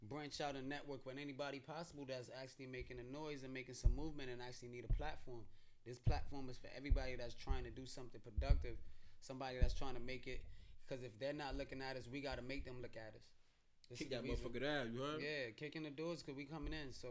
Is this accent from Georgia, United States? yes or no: no; Mount Vernon, New York, United States; also born or lived in Yonkers; I'm from Mount Vernon